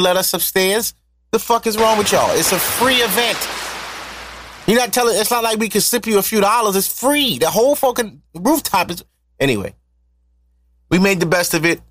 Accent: New York City, New York, United States; I'm from Harlem

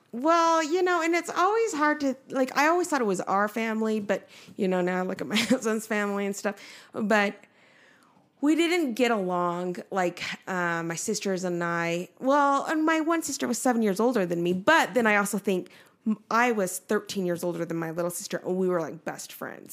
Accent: Nephi, Utah, United States; moved away as an adult; also born or lived in Seoul, Korea; we lived in Nephi, Utah for almost sixteen years.

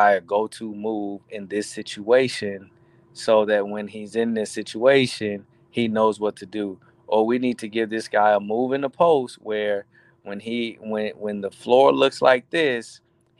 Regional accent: Riviera Beach, Florida, United States; moved away as an adult; now in South Carolina, United States; I'm from West Palm Beach, Riviera Beach, actually. And I went to Cardinal Newman

